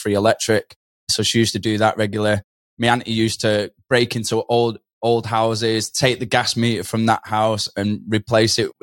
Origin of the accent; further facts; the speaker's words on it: Manchester, North West England, United Kingdom; moved away as an adult; now in Gold Coast, Australia; I'm from Manchester, so it's northwest of England